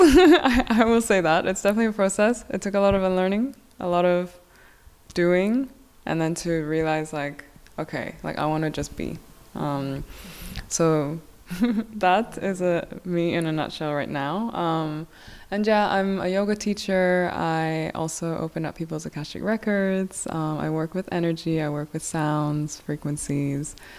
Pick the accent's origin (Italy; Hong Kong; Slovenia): Hong Kong; also born or lived in South Korea; I am originally from South Korea. I grew up in Hong Kong